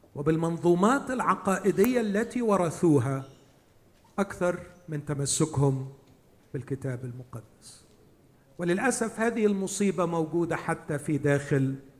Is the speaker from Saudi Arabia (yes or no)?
no; Egypt; عندنا في مصر